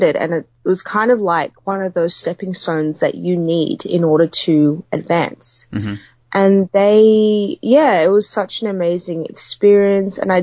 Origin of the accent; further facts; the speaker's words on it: Sydney, New South Wales, Australia; I'm originally from Sydney